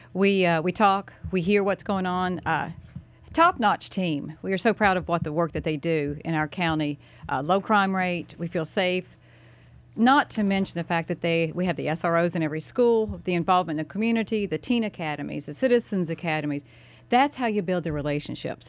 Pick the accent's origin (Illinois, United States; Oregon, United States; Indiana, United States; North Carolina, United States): North Carolina, United States; Mooresville; My hometown, I was born and raised